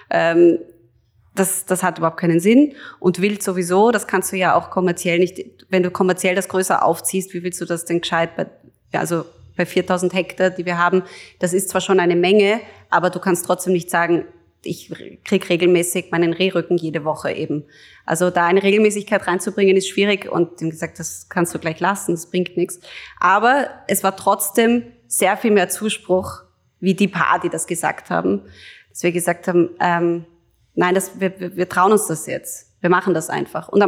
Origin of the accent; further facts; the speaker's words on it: Hollabrunn, Lower Austria, Austria; und dann in Hollerbrunn eben bin ich mitten im Wald aufgewachsen also wir haben da in einem Haus gewohnt, das eben umgeben war von unserer Eigenjagd.